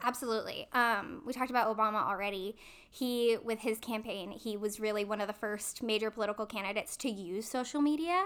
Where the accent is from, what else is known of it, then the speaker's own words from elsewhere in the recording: hometown of Columbia College, California, United States; moved away as an adult; also born or lived in Fullerton, California; I was on the speech and debate team at my junior college, Columbia College, in my hometown